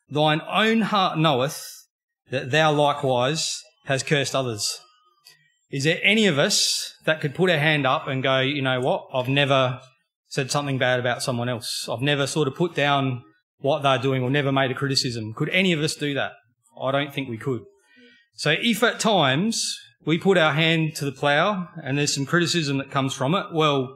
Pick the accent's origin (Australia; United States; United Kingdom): Australia; born and bred in Australia